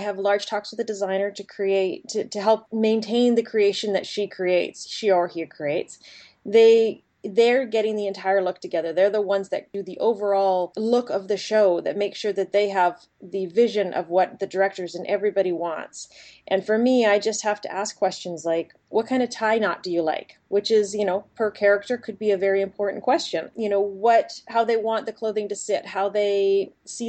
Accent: Edmonton, Alberta, Canada; now in Vancouver, Canada; when I was growing up in Edmonton, Alberta

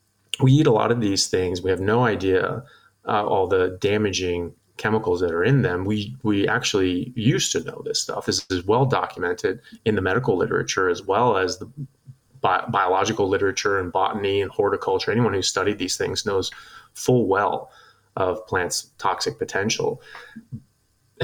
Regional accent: United States; moved away as an adult; now in Australia; I'm an American medical doctor. I am a neurosurgical resident, and I currently practice in Australia

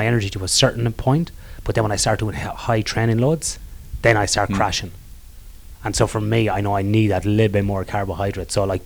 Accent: Ireland; I'm Irish

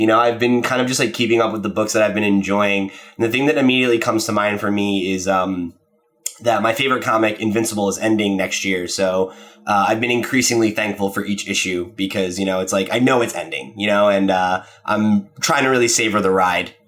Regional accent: New Jersey, United States; I grew up in New Jersey

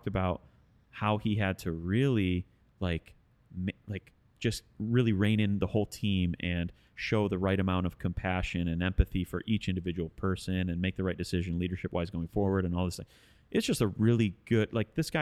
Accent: Westland, Michigan, United States; also born or lived in Livonia, Michigan / Detroit, Michigan; I grew up in Westland, but right on the border

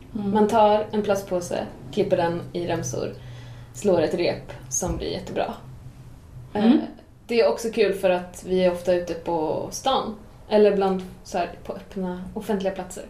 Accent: Åland Islands; moved away as an adult; now in Sweden; jag är uppväxt på Åland

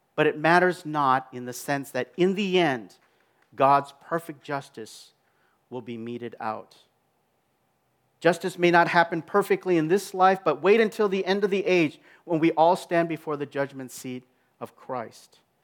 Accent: Minneapolis, Minnesota, United States; in my hometown, all the world is gonna be looking at the city of Minneapolis

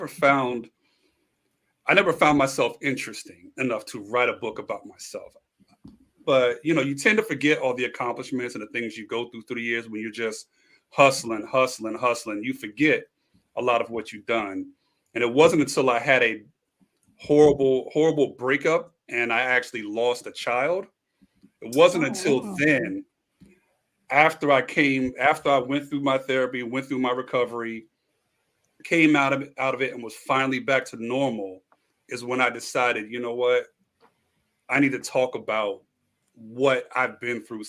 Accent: New York City, New York, United States; moved away as an adult; also born or lived in Philadelphia / Washington D.C. area; now in Los Angeles, United States; moved from New York to LA, originally from Brooklyn. Spent a lot of time in the area. Yeah, from Bed-Stuy

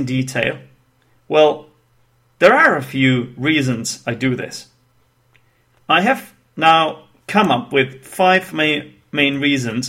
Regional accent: Czechia; first language Czech; English is a second language; my native tongue, actually, which is Czech, because I'm from the Czech Republic, or Czechia, if you will

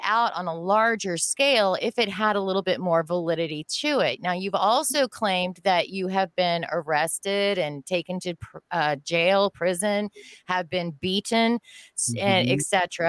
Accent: United States; as Americans

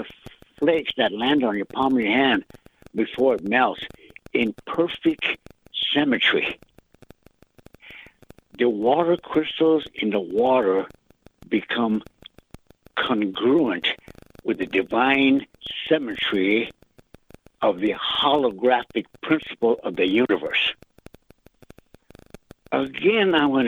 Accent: United States; accent: Lakota; first language Lakota; English is a second language; I went to school with my first language, Lakota.

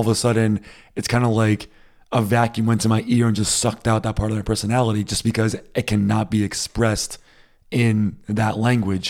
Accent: United States; moved away as an adult; now in Berlin, Germany; I'm also American

